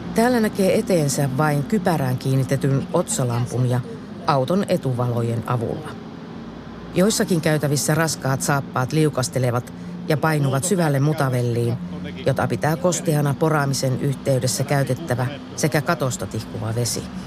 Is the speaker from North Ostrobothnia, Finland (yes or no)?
yes; Pyhäjärvi, North Ostrobothnia, Finland; Pyhäjärvi oli myös kotikuntani. Ensiaskeleet koulutielläni otin 60-luvun lopulla nelostien varressa Hiidenkylän Oravan koulussa